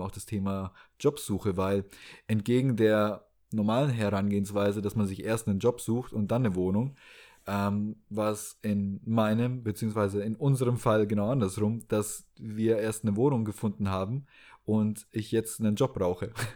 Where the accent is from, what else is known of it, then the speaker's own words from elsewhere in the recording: Southern Germany, Germany; moved away as an adult; also born or lived in Hamburg / Baltic Sea coast; ich bin auf dem Land groß geworden, nicht am Meer, aber ähm, eher im Süden Deutschlands